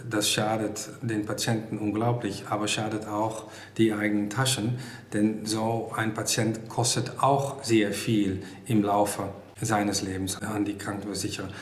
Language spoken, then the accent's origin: German; Netherlands; German is a second language; now in Germany; ich komme aus Holland